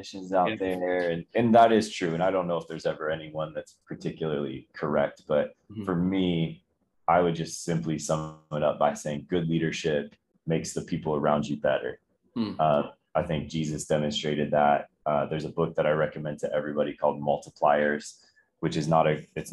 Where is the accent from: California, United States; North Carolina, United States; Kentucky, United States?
North Carolina, United States; Charlotte; also born or lived in Rochester, New York / Winston-Salem, North Carolina; Moved to Charlotte, North Carolina when I was a kid